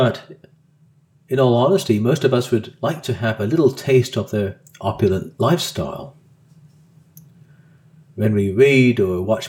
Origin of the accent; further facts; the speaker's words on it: Colorado, United States; Growing up in Colorado during the 70s and early 80s, far away from any international boundaries